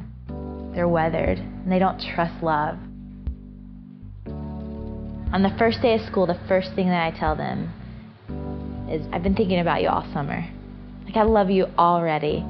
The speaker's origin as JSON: {"language": "English", "region": "Georgia", "country": "United States", "tie": "born or raised there", "said": "I grew up in Georgia, mostly at my grandmother's house"}